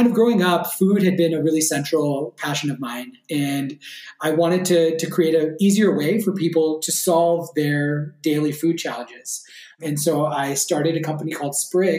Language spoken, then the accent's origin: English; Bay Area, California, United States; moved away as an adult; also born or lived in New York / Los Angeles / San Francisco; now in Berlin, Germany; I grew up in the Bay Area in California